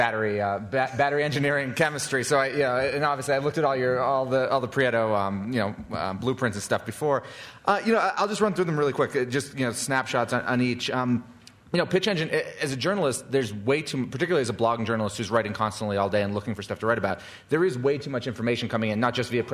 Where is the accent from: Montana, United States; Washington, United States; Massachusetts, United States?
Massachusetts, United States; Boston; I'm from Boston